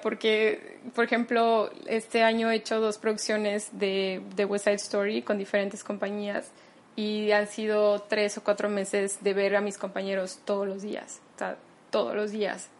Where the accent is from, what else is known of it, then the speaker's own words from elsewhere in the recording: Mexico; soy mexicana